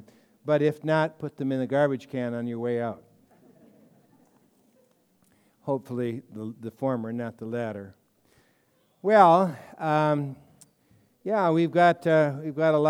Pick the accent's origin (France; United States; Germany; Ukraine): United States; Colorado; When we were growing up in Colorado